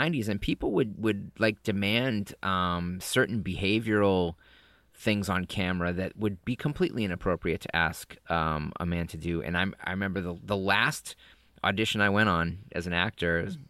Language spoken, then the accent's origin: English; Massachusetts, United States; I'm from Massachusetts, so I just lose ours all over the place.